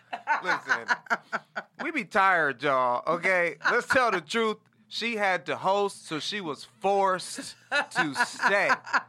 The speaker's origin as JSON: {"language": "English", "town": "Los Angeles", "region": "California", "country": "United States", "tie": "born or raised there", "said": "Crossroads School of Performing Arts, baby. I'm local, man."}